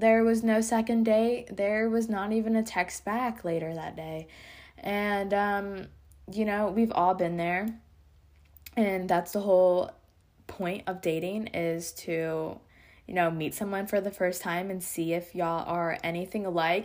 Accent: Pennsylvania, United States; now in Georgia, United States; I grew up in Pennsylvania up until twenty sixteen, and then I moved here to Georgia.

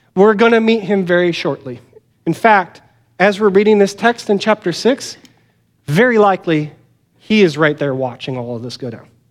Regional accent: United States

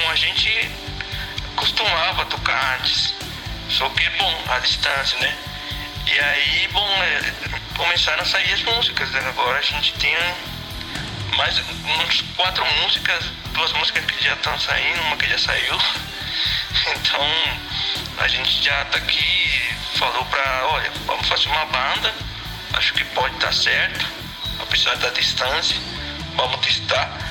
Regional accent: Venezuela; Portuguese is a second language; moved away as an adult; now in Brazil; todos saímos da Venezuela por, é, por causa da situação. É, eu saí porque eu vim estudar aqui no Brasil

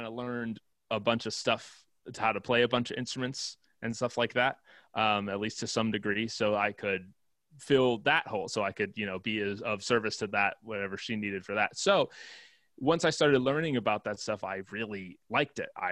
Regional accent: Massachusetts, United States; moved away as an adult; now in Nashville, United States; I grew up in Massachusetts and, did school out there

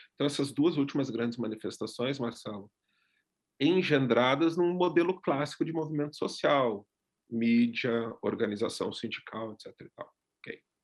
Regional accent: Gaúcho, Rio Grande do Sul, Brazil; eu sou gaúcho

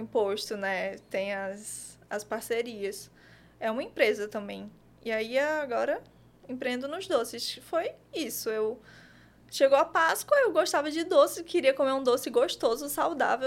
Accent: Paraná, Brazil; accent: mixed Paraíba and southern; also born or lived in Paraíba; now in João Pessoa, Brazil; Eu nasci aqui, na Paraíba, mas morei boa parte da minha vida no sul, por isso esse sotaque meio misturado de Paraíba com com o Sul. A família da minha mãe é de lá, então eu me mudei muito cedo para lá, com 10 anos. Me mudei para o Paraná

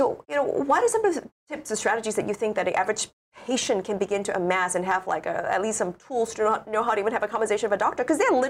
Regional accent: Singapore; I'm from Singapore

